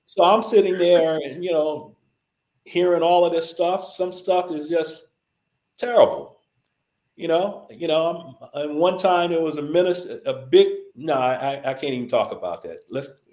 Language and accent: English; Los Angeles, California, United States; I grew up in South Central